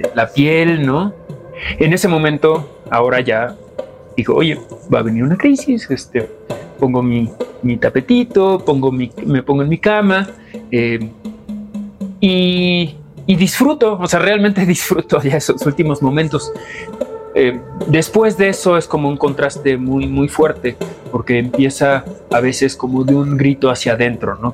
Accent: Mexico City, Mexico; soy mexicano, nací en la Ciudad de México

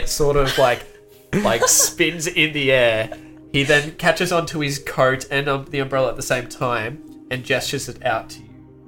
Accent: England, United Kingdom; Oh, it's, I'm from England.

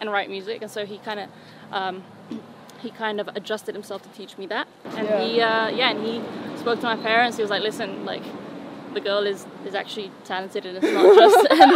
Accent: Canary Islands, Spain; first language Spanish; English is a second language; moved away as an adult

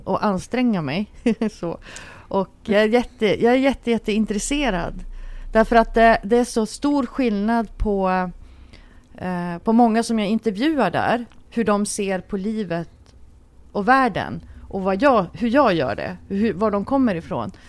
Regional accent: Luleå, Norrbotten County, Sweden; moved away; jag är ju uppvuxen i en by i Norrbotten

